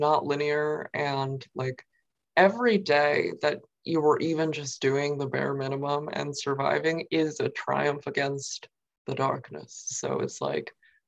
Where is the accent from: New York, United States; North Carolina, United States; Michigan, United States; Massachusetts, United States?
New York, United States; Queens, Long Island; first language Mandarin Chinese; also born or lived in Nanjing; I grew up like in Queens at first, in New York, and then eventually like on Long Island